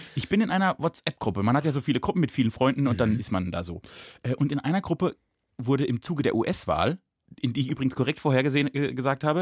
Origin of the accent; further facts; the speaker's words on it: Rastatt, Baden-Württemberg, Germany; Ich bin in Rastatt geboren